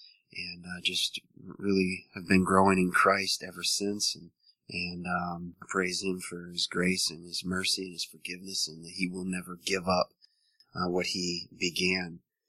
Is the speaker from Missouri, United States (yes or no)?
yes; Missouri, United States; born there; also born or lived in Montana, United States / Wisconsin, United States; now in Richmond, United States; And so I was born in Missouri.